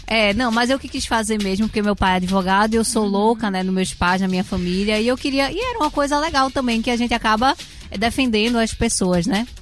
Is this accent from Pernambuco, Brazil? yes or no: yes; Pernambuco, Brazil; moved away as an adult; Voltar para minha terrinha